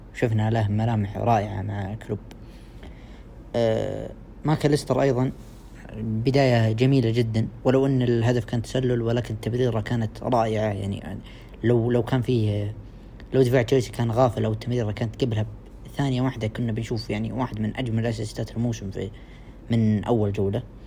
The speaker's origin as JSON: {"language": "Arabic", "country": "Saudi Arabia", "said": "عندنا في السعودية"}